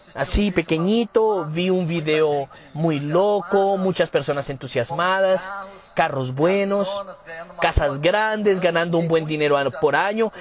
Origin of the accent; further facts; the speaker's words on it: Campo Grande, Mato Grosso do Sul, Brazil; Spanish is a second language; Yo soy de Campo Grande, Mato Grosso del Sur.